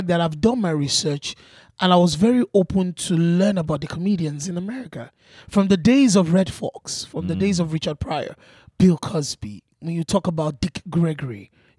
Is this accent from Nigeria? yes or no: yes; Nigeria; But these are the same materials that I've grown up with as an African, as a Nigerian.